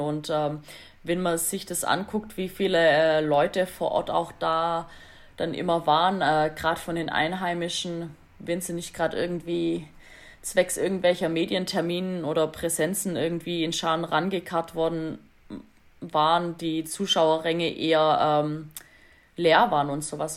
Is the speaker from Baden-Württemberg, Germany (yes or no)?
yes; Swabia, Baden-Württemberg, Germany; ich mich jetzt natürlich wieder als Schwabe